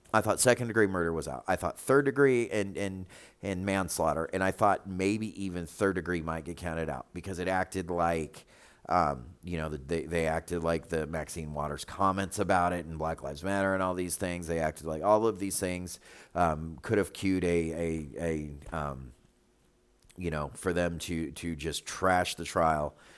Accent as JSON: {"language": "English", "town": "Charlotte", "region": "North Carolina", "country": "United States", "moved": "yes", "said": "we come from Charlotte"}